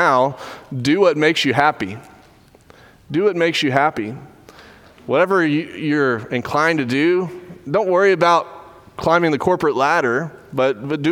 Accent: Dripping Springs, Texas, United States; Drove through my hometown yesterday on the way to Alex Simmons' wedding and was thinking a lot about growing up there. It's a lot like Katy in a lot of ways in that it is kind of getting swallowed up by Houston, Dripping Springs is

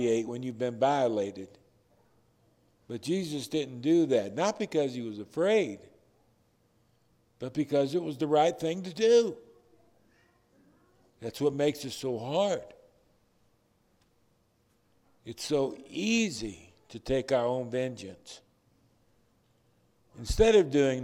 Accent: Detroit, Michigan, United States; I was raised in Detroit

